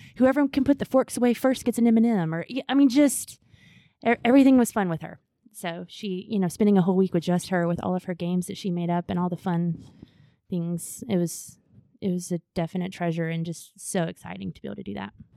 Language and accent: English; Augusta, Georgia, United States; I grew up here in Augusta at First Pres